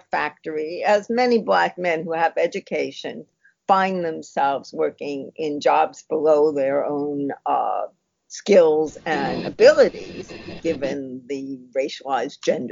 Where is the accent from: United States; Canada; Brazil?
United States; Boston, Massachusetts; accent: Boston; my Boston accent